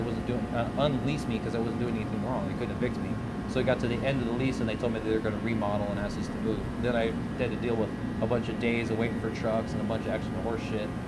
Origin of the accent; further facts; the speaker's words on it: Colorado, United States; moved away as an adult; also born or lived in Grand Junction, Colorado; now in New York, United States; I'm from Colorado. Okay. I'm born and raised out there